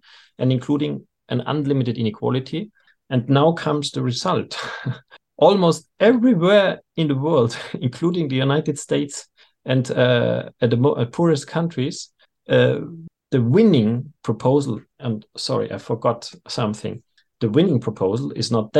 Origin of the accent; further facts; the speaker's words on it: Austria; I'm from Austria